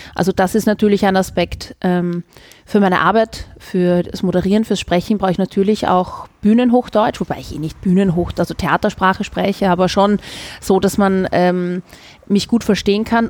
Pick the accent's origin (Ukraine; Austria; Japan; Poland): Austria; Vienna; accent: Wienerisch; first language Viennese German; weil es meine Muttersprache ist, was meine Herzenssprache auch ist. Und ich liebe Wienerisch.